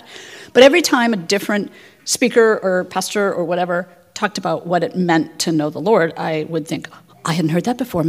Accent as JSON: {"language": "English", "area": "Twin Cities", "region": "Minnesota", "country": "United States", "tie": "born or raised there", "also_born_or_lived": "South Africa", "said": "I grew up here in the Twin Cities"}